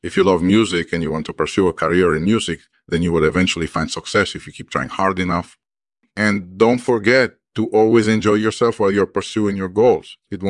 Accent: New York, United States; also born or lived in Paris, France / Florida; I was born in Paris, France in 1965. I spent my early years there, and then when I was about 10, my family moved to the United States. We lived in upstate New York for a while, and then we moved down to Florida.

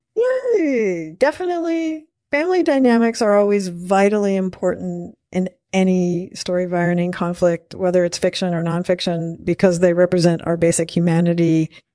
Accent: United States; the one I grew up in the United States.

